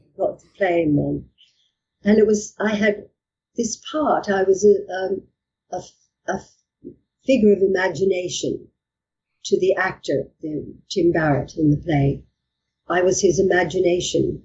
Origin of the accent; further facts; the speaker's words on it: Australia; moved away as an adult; also born or lived in England; now in United Kingdom; I'm Australian